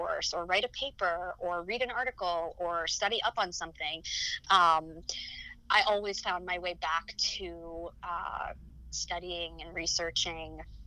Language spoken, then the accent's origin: English; Rockland County, New York, United States; the Rockland Family Shelter, which was an organization in my hometown